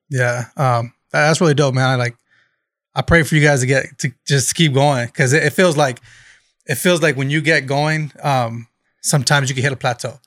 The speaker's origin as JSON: {"language": "English", "town": "Bakersfield", "region": "California", "country": "United States", "tie": "born or raised there", "said": "raised in Bakersfield."}